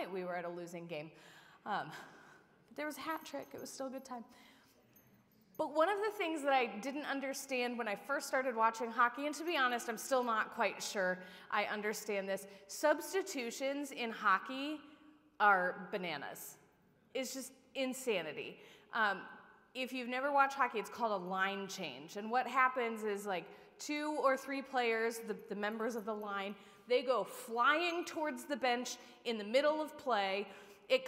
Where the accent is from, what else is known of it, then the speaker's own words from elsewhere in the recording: Upper Sandusky, Ohio, United States; I was the ball girl for the Upper Sandusky Lady Rams